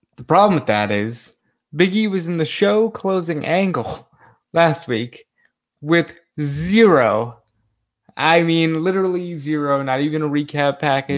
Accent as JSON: {"language": "English", "region": "New York", "country": "United States", "tie": "born or raised there", "said": "I love New York. It is my hometown"}